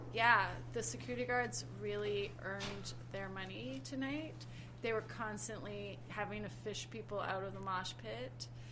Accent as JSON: {"language": "English", "town": "Toronto", "region": "Ontario", "country": "Canada", "tie": "born or raised there", "said": "I grew up in Toronto, and the Opera House is a very old hangout of mine"}